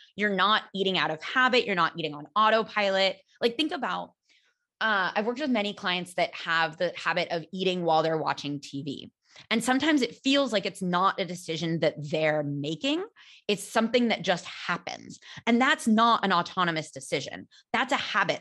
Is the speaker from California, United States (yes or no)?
yes; California, United States; now in Barcelona, Spain; I am American. I'm from California